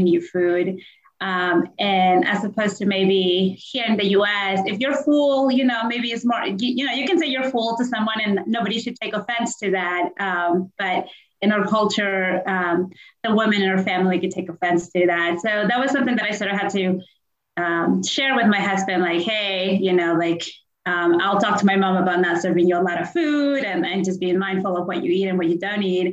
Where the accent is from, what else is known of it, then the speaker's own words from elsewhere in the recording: Peru; now in United States; I'm originally from Peru